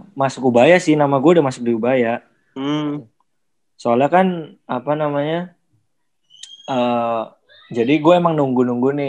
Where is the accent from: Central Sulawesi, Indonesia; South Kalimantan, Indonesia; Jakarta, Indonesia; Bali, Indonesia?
Bali, Indonesia; Iya, lahir di Bali, tapi nggak ada Balinya.